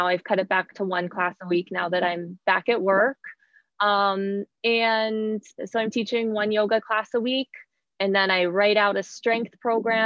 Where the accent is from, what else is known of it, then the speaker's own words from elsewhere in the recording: Pittsburgh, Pennsylvania, United States; moved away as an adult; also born or lived in Virginia / New York City; I grew up in Pittsburgh, Pennsylvania